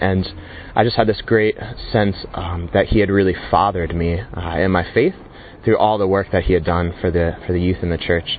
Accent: Florida, United States; moved away as an adult; now in England; I'm 24 years old, and I'm from Florida in the States, but I moved to England about 9 months ago.

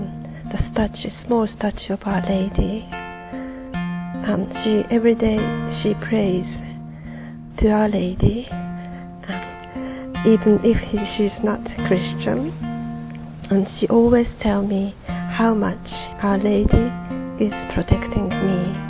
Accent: Japan; moved away; I came from Japan.

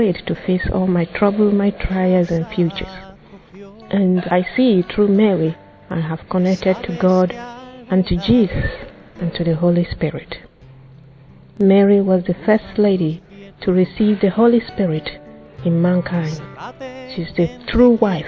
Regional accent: Nigeria; I'm from Nigeria and I'm 33 years old

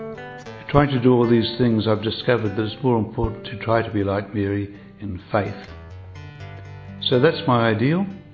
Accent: New Zealand; I am a New Zealander, and I am a member of the Society of Mary, commonly called the Maoist Fathers and Brothers.

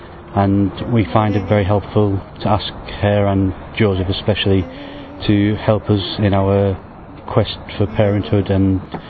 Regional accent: England, United Kingdom; I'm from England.

